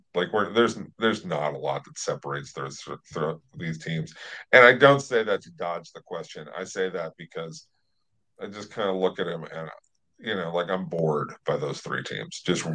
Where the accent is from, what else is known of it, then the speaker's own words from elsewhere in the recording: Los Angeles, California, United States; Don Sutton, as a baseball player who I grew up watching in Los Angeles